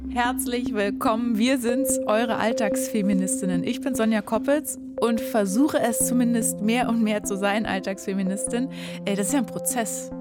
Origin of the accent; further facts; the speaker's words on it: Berlin, Germany; ich bin ja leider gebürtige Berlinerin